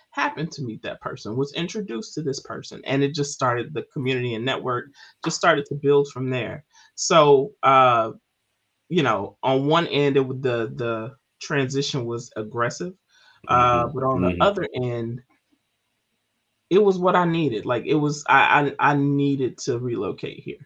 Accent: Memphis, Tennessee, United States; moved away as an adult; also born or lived in Baltimore, Maryland; now in Maryland, United States; my time in Memphis, you know, being born and raised there

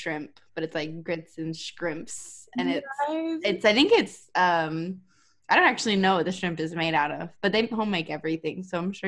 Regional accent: Las Vegas, Nevada, United States; moved away; I'm from the West Coast. I'm from Las Vegas

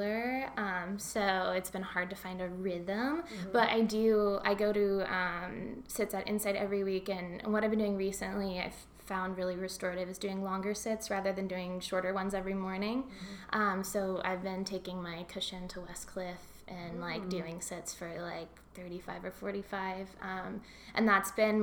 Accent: Kentucky, United States; now in Santa Cruz, United States; growing up in Kentucky

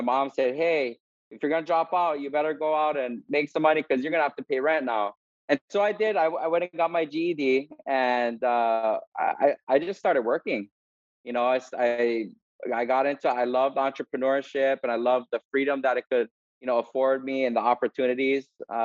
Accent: Kona, Hawaii, United States; moved away as an adult; now in Oahu, United States; I grew up in Kona, Yalaki Kua Bay, and went to Kona Waena High School

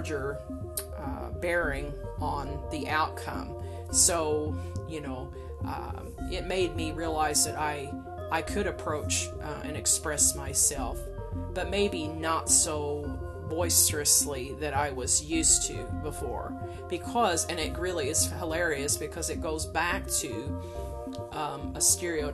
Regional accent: United States; as an American, you know, living or traveling abroad

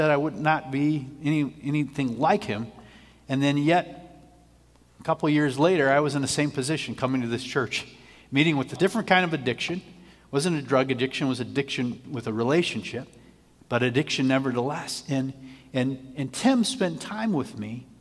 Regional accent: Chicago, Illinois, United States; I grew up, and I spent my teenage years right on Broadway in Wilson, right across from the train station.

